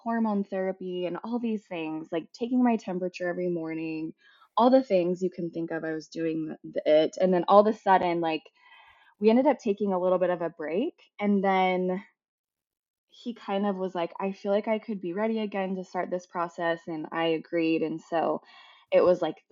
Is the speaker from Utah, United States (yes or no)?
yes; Salt Lake City, Utah, United States; I was born and raised in Salt Lake